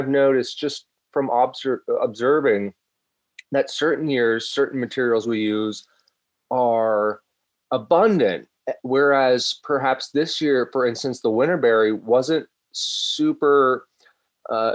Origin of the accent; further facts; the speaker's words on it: Virginia, United States; now in New York State, United States; I grew up in Virginia, and so I was surrounded by the history of gardens